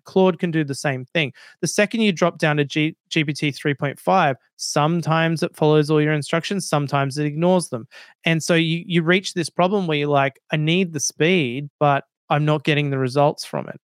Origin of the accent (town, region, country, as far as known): Australia; accent: Australian